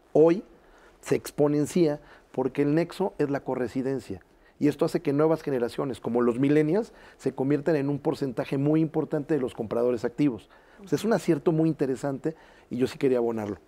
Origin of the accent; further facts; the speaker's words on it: Veracruz, Mexico; como dicen en mi tierra Veracruz